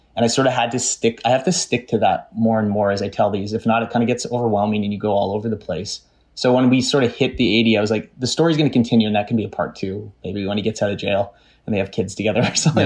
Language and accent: English; Canada; growing up in Canada and living in Canada